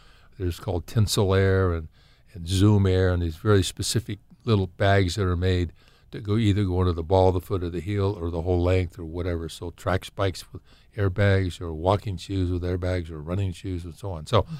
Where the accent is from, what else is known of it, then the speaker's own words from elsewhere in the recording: California, United States; Well, it's interesting, you know, I'm from Southern Cal, and this is a funny conversation we've had.